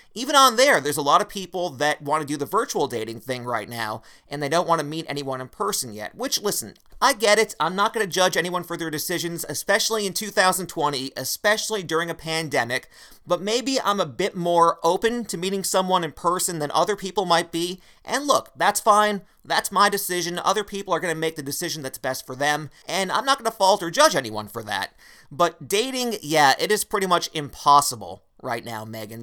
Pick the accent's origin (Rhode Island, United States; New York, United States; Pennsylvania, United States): Pennsylvania, United States; Wilkes-Barre; my hometown of Wilkes-Barre, Pennsylvania